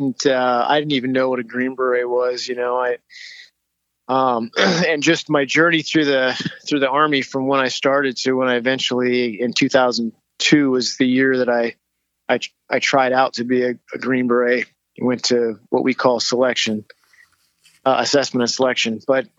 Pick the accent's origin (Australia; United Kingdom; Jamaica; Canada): Canada; Alberta; also born or lived in Oregon City, Oregon / Ontario; now in United States; I was born in Oregon City, Oregon, but ended up at, actually when I was 5 years old, we moved up to Canada where my dad worked and lived about 7 years in the province of Alberta and then about 8 years in the province of Ontario.